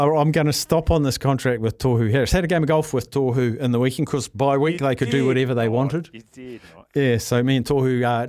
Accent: Palmerston North, Manawatū-Whanganui, New Zealand; now in Auckland, New Zealand; My hometown, Palmerston North

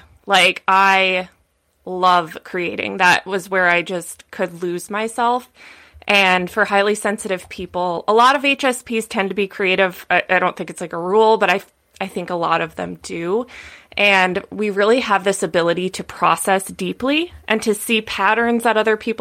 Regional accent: Midwest, United States; now in California, United States; I grew up in the Midwest, like very normal, like, you know, standard upbringing

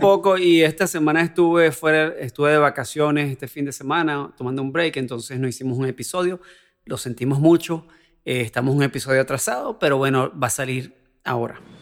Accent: Venezuela; soy venezolano

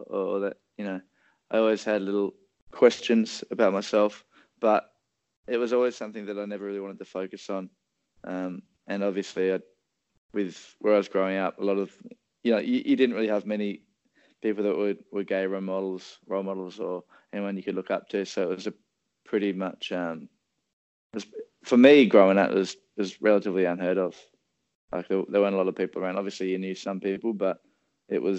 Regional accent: Hobart, Tasmania, Australia; now in Melbourne, Australia; mum and dad would have to drive us all around Hobart to get us to the sports

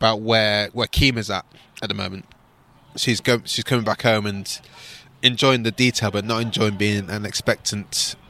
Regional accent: Manchester, North West England, United Kingdom; now in London, United Kingdom; I'm from Manchester.

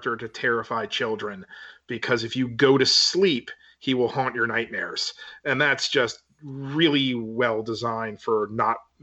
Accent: Maryland, United States; My hometown in Maryland is a very, very old town, for at least for America

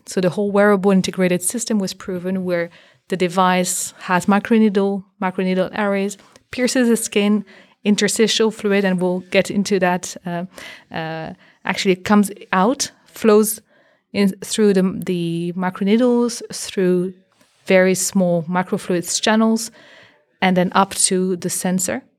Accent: Belgium; moved away as an adult; also born or lived in Boston, United States; My background, I'm from Belgium

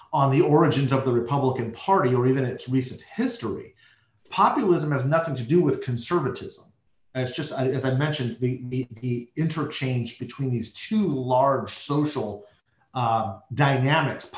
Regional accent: United States; as an American

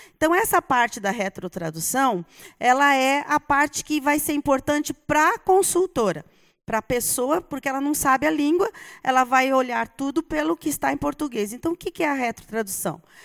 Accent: São Paulo, Brazil; accent: paulista; moved away; eu sou paulista

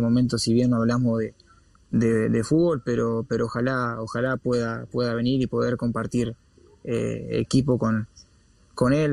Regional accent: Uruguay; moved away as an adult; also born or lived in Spain / England; así somos los uruguayos

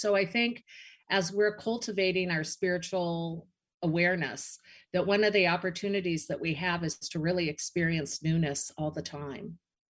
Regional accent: Seattle, Washington, United States; moved away as an adult; also born or lived in Arizona; I am like three blocks away from where I grew up in Seattle.

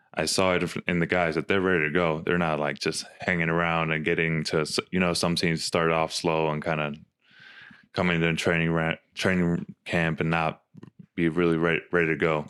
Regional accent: Finland; moved away as an adult; also born or lived in Arizona / Utah; now in Salt Lake City, United States; growing up in Finland

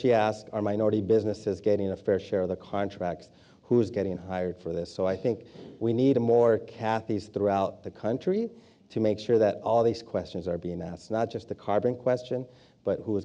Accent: Los Angeles, California, United States; growing up in Boyle Heights

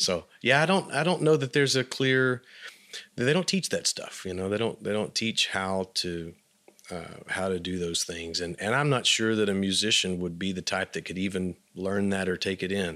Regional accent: Abilene, Texas, United States; moved away; when I grew up in Abilene

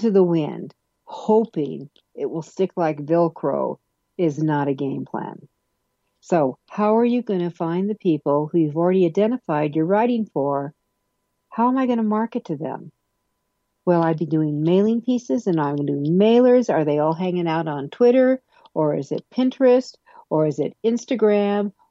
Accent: Denver, Colorado, United States; my hometown of Denver, Colorado

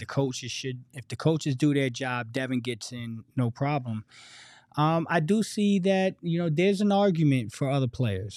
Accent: New Jersey, United States; I was an outsider from New Jersey.

